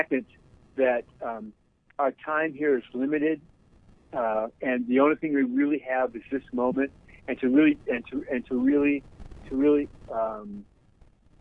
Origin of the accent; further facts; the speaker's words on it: Eden Prairie, Minnesota, United States; I grew up in a little town south of Minneapolis called Eden Prairie, which was a rural farming town.